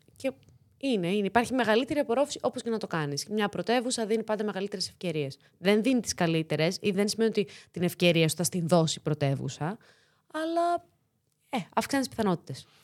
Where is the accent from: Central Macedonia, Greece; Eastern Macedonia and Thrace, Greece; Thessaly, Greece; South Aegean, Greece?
Central Macedonia, Greece; Thessaloniki; first language Greek; moved away as an adult; also born or lived in Corfu; now in Athens, Greece; Θεσσαλονικιά είμαι. Γεννήθηκα, μεγάλωσα στη Θεσσαλονίκη